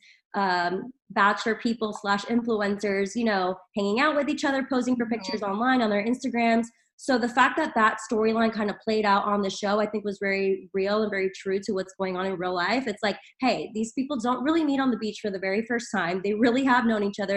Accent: New Jersey, United States; now in New York, United States; I'm from Jersey, living in New York currently

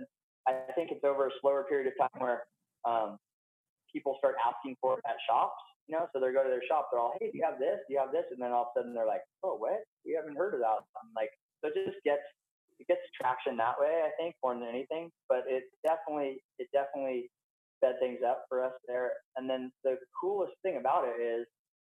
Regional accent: Santa Barbara, California, United States; I'm California. Like, I don't even, I grew up in Santa Barbara. Like, I'm from California, 100%.

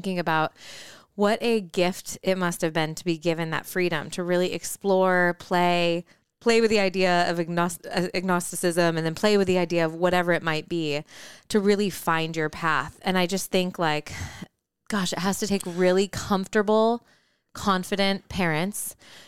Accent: West Michigan, United States; I grew up in West Michigan

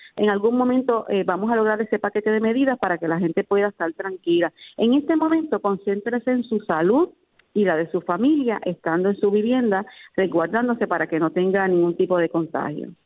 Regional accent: Puerto Rico; nuestro Puerto Rico

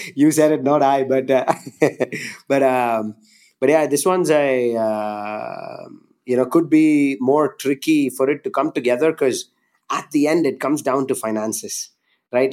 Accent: India; growing up in India, like, I just loved and played cricket every day

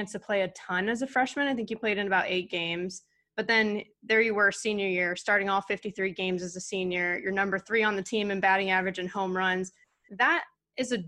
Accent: Southern California, United States; also born or lived in Bay Area; I'm from SoCal too, another SoCal girl

